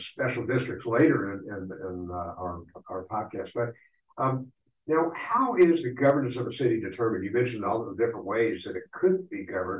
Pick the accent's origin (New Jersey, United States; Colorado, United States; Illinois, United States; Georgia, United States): Georgia, United States; Atlanta; moved away; I grew up in Atlanta